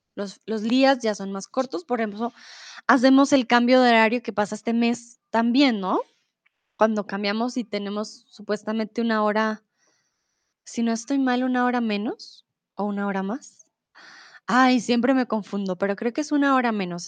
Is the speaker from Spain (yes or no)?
no; Colombia; now in Germany; soy de Colombia, vivo comúnmente en Alemania, pero ahora estoy en el lindo y soleado México.